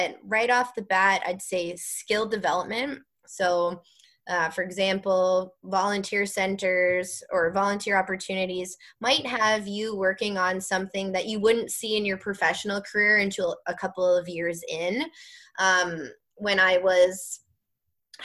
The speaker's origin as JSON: {"language": "English", "area": "Waterloo Region", "region": "Ontario", "country": "Canada", "tie": "born or raised there", "moved": "as an adult", "lives_now": "Halton Region, Canada", "said": "I grew up in Waterloo region. I now live in Halton region"}